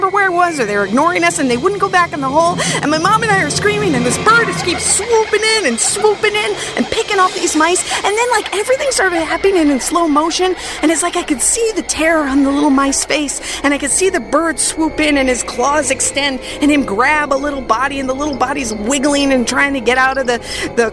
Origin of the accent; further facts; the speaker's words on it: Minnesota, United States; I grew up in Minnesota